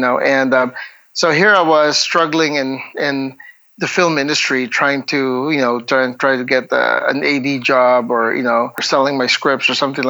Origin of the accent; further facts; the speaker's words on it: Bacolod, Western Visayas, Philippines; born and raised in Bacolod City, which is, Negros Occidental